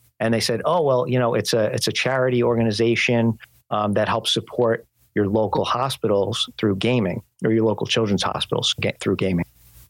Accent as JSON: {"language": "English", "region": "New York", "country": "United States", "tie": "born or raised there", "said": "I was born and raised in New York."}